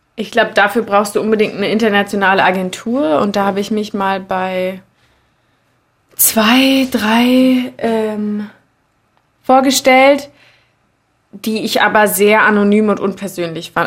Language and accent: German; Berlin, Germany; ich bin im Prenzlauer Berg aufgewachsen